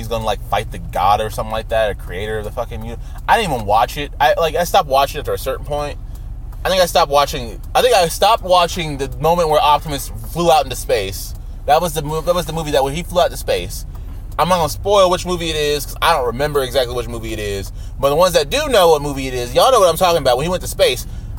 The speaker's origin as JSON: {"language": "English", "region": "Florida", "country": "United States", "tie": "born there", "said": "I was born in Florida, so I'm just saying."}